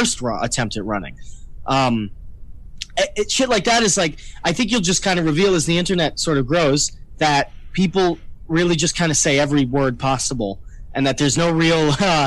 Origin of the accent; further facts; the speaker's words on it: New York, United States; I'm from New York